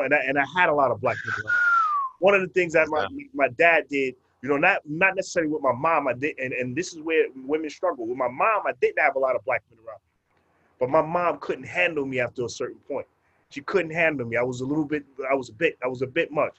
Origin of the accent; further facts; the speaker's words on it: New York City, New York, United States; also born or lived in Brooklyn; we grew up in Far Rockaway, Queens, and then we grew up in different Wave Crest